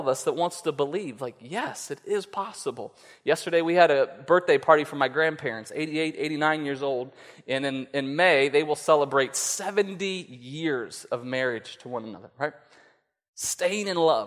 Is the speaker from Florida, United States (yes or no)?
no; West Virginia, United States; we're from West Virginia